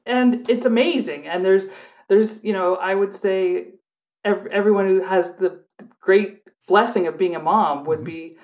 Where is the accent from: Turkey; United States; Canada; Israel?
Canada; And so we're like, hey, we're Canadian cops here. We're just here looking around.